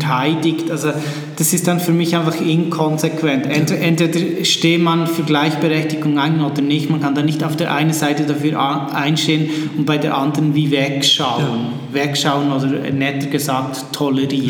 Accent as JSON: {"language": "German", "country": "Switzerland", "also_born_or_lived": "Bern", "said": "ich bin aus der Schweiz"}